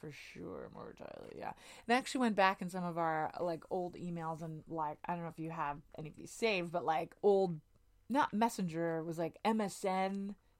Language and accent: English; Edmonton, Alberta, Canada; moved away; So I was living in Edmonton, Alberta